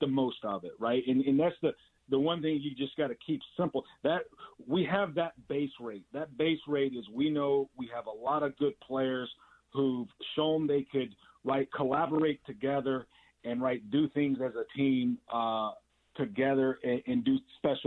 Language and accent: English; Alabama, United States; now in Los Angeles, United States; When I grew up in Alabama